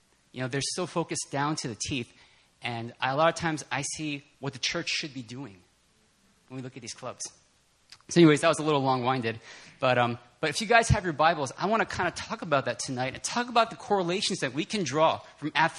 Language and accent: English; New York, New Jersey, United States; I'm from the New York, New Jersey area